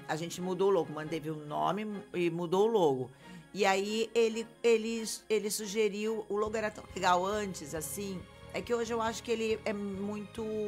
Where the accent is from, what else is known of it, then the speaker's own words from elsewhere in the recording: Santos, São Paulo, Brazil; Eu que nasci em Santos, na, estudei em Santos, fiquei aqui em Santos